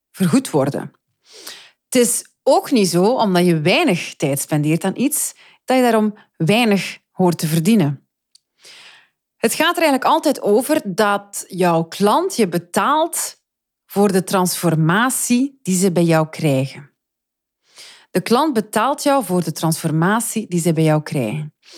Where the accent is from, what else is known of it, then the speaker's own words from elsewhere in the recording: Flanders, Belgium; ik spreek nu voor mezelf en als Vlaming